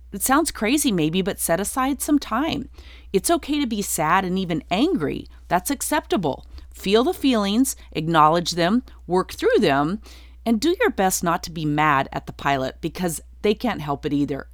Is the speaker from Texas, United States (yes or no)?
no; Durango, Colorado, United States; moved away as an adult; also born or lived in Nashville, Tennessee; I'm from a small town. I'm from Durango, Colorado